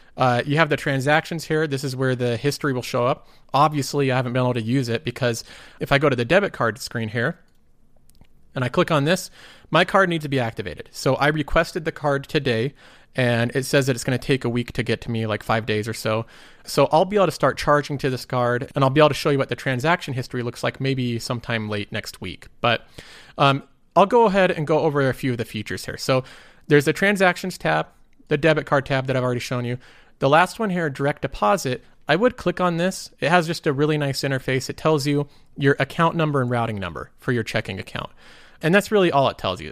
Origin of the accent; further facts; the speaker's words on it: United States; I'm also American